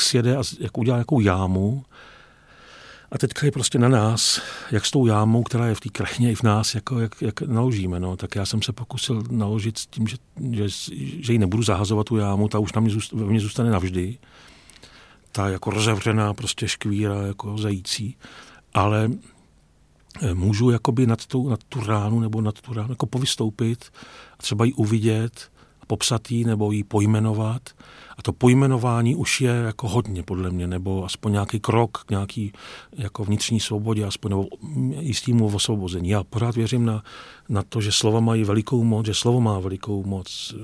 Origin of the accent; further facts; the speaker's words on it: Vysočina Region, Czechia; já jsem z Vysočiny, z venkova